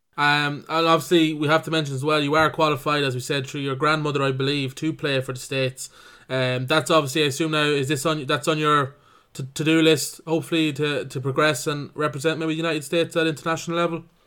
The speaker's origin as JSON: {"language": "English", "town": "Cavan", "region": "Ulster", "country": "Ireland", "said": "I'm from Cavan"}